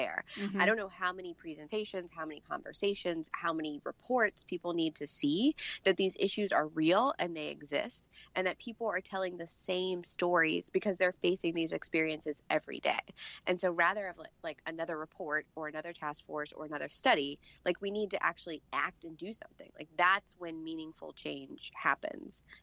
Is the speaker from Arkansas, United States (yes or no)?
no; Pennsylvania, United States; I'm from Pennsylvania.